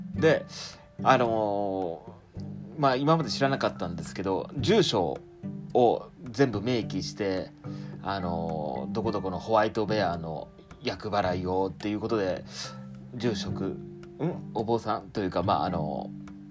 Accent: rural Fukuoka, Japan; moved away as an adult; now in Kanto, Japan; 福岡市の田舎にいてでそこから、えーと、と高校卒業とともに

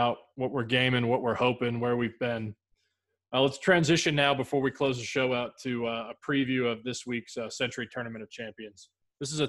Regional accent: Massachusetts, United States; Growing up in Massachusetts

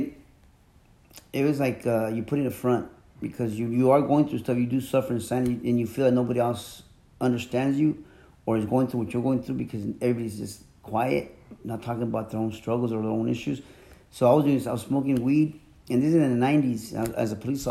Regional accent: Mexico; moved away; I'm from Mexico. My family, we're traditional Mexicans

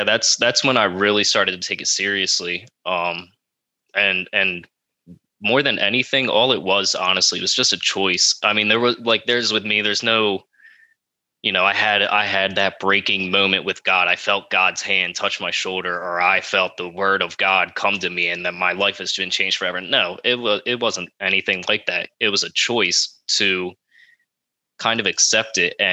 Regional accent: Elk Township, New Jersey, United States; I'm from Elk Township, New Jersey

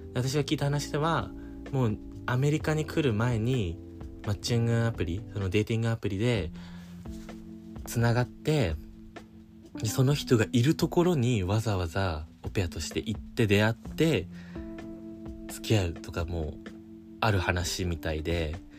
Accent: Japan; first language Japanese; now in United States; 私の場合だと日本人

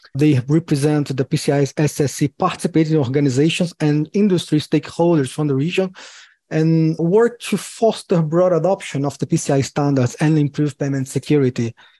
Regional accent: Brazil; I'm from Brazil

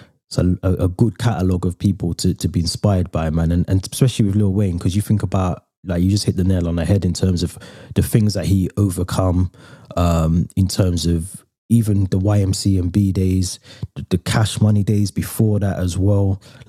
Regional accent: Birmingham, West Midlands, United Kingdom; moved away as an adult; now in North of England, United Kingdom; I'm from Birmingham as well

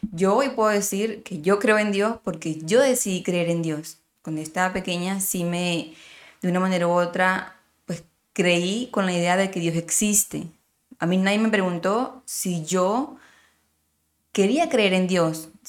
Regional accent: Miranda, Venezuela; de donde yo, yo soy de Miranda

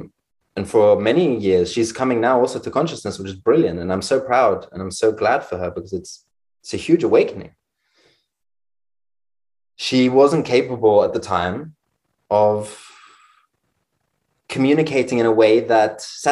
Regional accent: London, United Kingdom; growing up in London

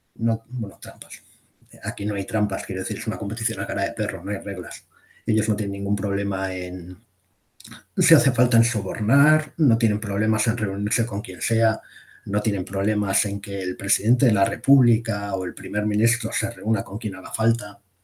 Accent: Basque Country, Spain; yo soy vasco

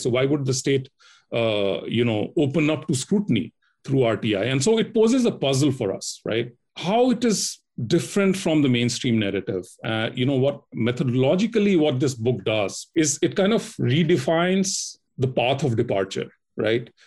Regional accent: Delhi, India; moved away as an adult; also born or lived in Australia / Singapore; I, I belong to Delhi, basically, uh, born and brought up in Delhi

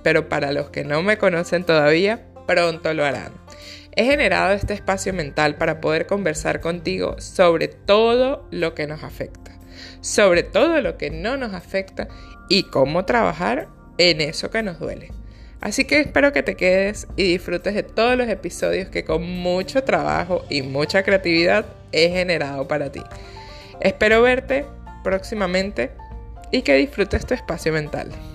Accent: Venezuela; Soy psicólogo venezolano

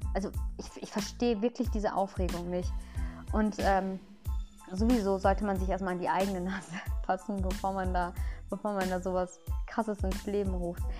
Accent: Lünen, North Rhine-Westphalia, Germany; also born or lived in Ahlen; Ich bin in Lünen geboren.

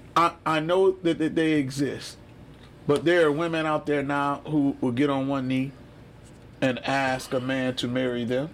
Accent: Detroit, Michigan, United States; I'm from Detroit, mm. Michigan

